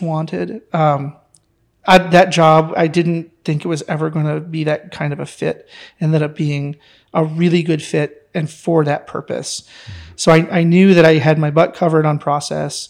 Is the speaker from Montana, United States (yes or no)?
no; near Detroit, Michigan, United States; moved away; also born or lived in Texas; growing up near Detroit